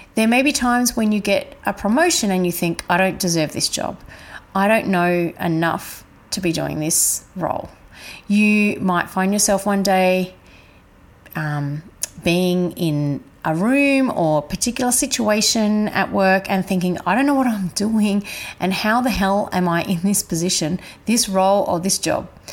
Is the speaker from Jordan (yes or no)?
no; Adelaide, South Australia, Australia; I was brought up in Adelaide